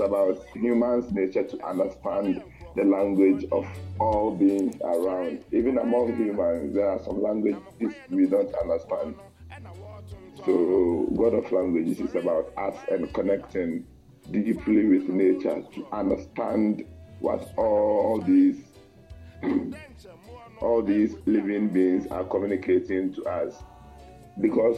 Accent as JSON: {"language": "English", "country": "Ghana", "said": "where I come from, as an Akan, the family, we have families"}